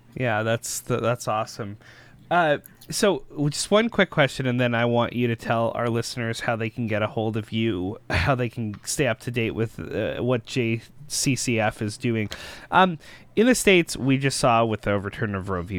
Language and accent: English; Canada; we as concerned Canadian citizens